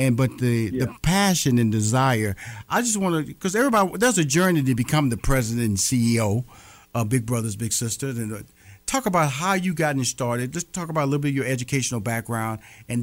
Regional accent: Houston, Texas, United States; also born or lived in New York City / Chicago / Los Angeles; now in Atlanta, United States; I'm currently make Atlanta, Georgia my home. I'm born and raised in Houston, Texas. I've lived in New York City, Chicago, Los Angeles.

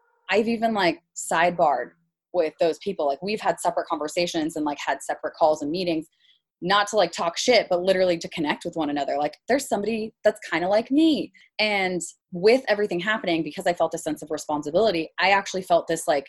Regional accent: Salinas, California, United States; moved away; also born or lived in Los Gatos, California; I grew up in a actually predominantly Hispanic city. And a lot of my friend groups were pretty diverse growing up. So I really had this different kind of cultural experience within, you know, California

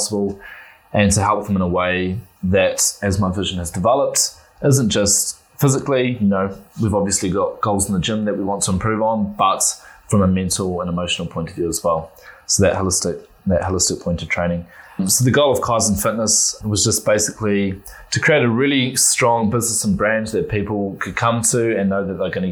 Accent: Christchurch, Canterbury, New Zealand; moved away as an adult; now in Wellington, New Zealand; I'm born and bred in Christchurch, a proud Cantabrian

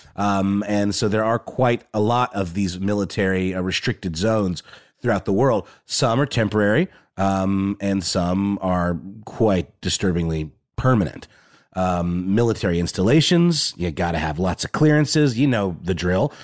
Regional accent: Augusta, Georgia, United States; I grew up in a town called Augusta, Georgia

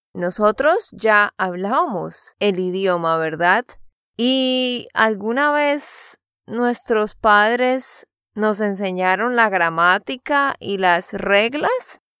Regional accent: Santander, Colombia; de Santander, Colombia

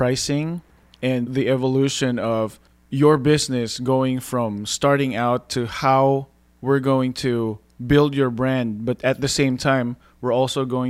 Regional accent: Philippines; moved away; growing up in the Philippines

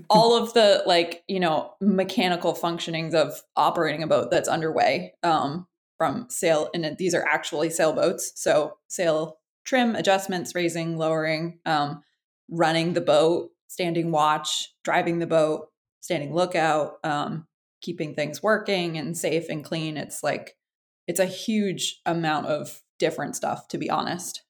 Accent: Freeport, Maine, United States; I uh, grew up in Freeport, Maine, which is uh, not quite where I live now, but I'm not far from there.

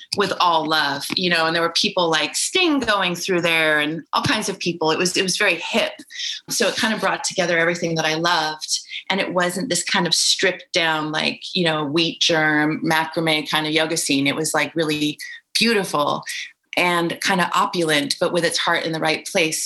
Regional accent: California, United States; I grew up in California in the 70s

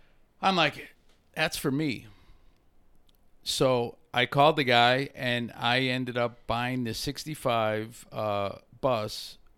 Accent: Chicago, Illinois, United States; I am from Chicago.

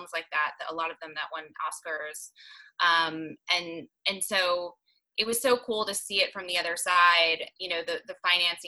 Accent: Denver, Colorado, United States; moved away as an adult; now in California, United States; growing up in Denver, I'm a huge urbanite

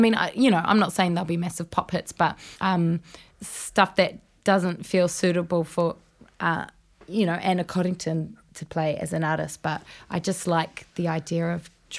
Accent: Raglan, Waikato, New Zealand; Well, yeah, I was from Raglan.

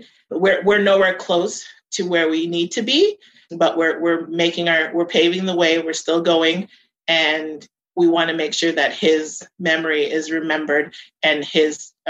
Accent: Winnipeg, Manitoba, Canada; I'm from Winnipeg. I'm proud of being from here. I grew up in the North End for most of my childhood, and then I moved to St. Vital.

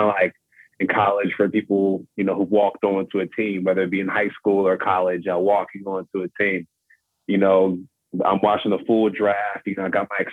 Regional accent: California, United States; I'm from California

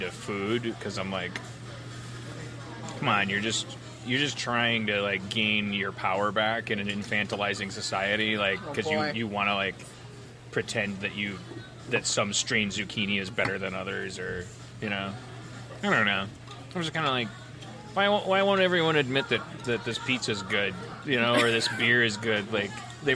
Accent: Milwaukee, Wisconsin, United States; moved away; I grew up in Milwaukee

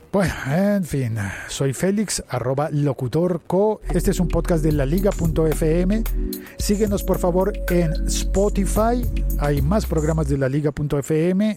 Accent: Bogotá, Bogotá Capital District, Colombia; paradero, le decimos en Bogotá

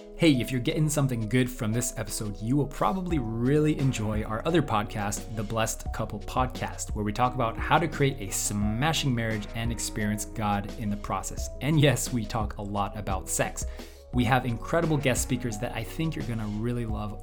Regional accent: United States; moved away as an adult; now in South Korea; I'm from originally from America, and then my wife and I we were blessed in 2009, and at some point we moved to Korea.

